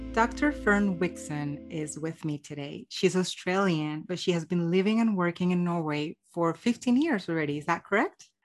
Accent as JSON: {"language": "English", "country": "Colombia", "said": "I'm Colombian"}